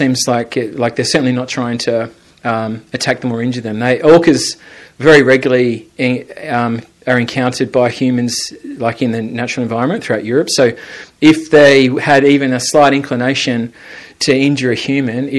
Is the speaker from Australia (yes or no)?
yes; South Australia, Australia; moved away as an adult; now in Ireland; when I grew up as a kid in South Australia, we have loads of white sharks